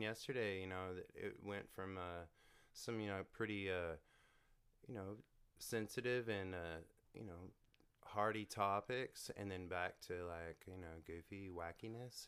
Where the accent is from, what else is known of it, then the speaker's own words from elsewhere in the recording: Canton, Texas, United States; I'm from Canton. It's, uh, sixty miles east of Dallas on the way to Shreveport.